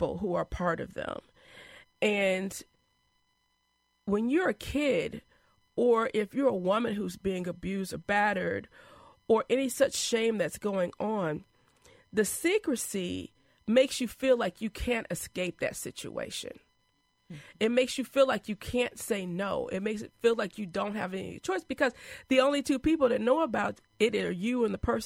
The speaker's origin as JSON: {"language": "English", "town": "Madison", "region": "Wisconsin", "country": "United States", "tie": "born or raised there", "also_born_or_lived": "Chicago", "said": "we moved from Chicago to Madison. Probably I was about 4 years old"}